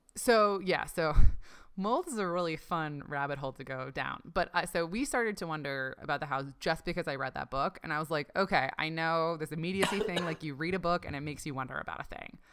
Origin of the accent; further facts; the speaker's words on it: Ontario, Canada; I grew up in Canada, um, in Ontario